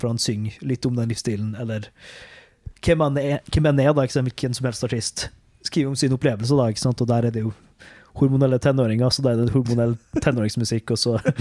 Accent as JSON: {"language": "Norwegian", "town": "Molde", "region": "Møre og Romsdal", "country": "Norway", "said": "Jeg sitter jo og redigerer der eh, hjemme i Molde"}